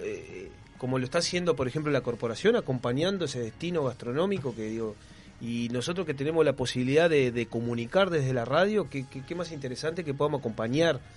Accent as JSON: {"language": "Spanish", "region": "Maldonado", "country": "Uruguay", "said": "Nosotros somos de Maldonado y Piriápolis es parte del departamento"}